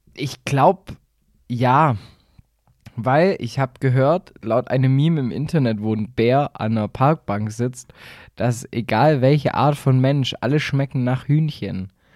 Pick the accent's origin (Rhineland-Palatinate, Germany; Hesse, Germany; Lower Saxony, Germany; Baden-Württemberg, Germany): Baden-Württemberg, Germany